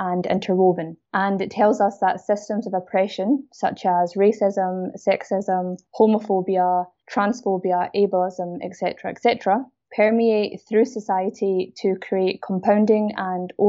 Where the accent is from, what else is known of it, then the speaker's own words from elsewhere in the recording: Glasgow, Scotland, United Kingdom; you can probably hear I'm a Scottish South Asian woman. I grew up in a Pakistani household, so a Muslim household in Glasgow, Scotland.